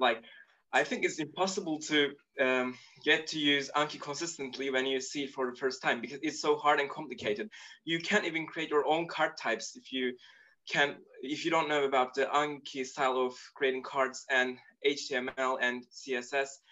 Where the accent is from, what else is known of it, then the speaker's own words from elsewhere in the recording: Turkey; first language Turkish; English is a second language; I'm Turkish and I was born in Turkey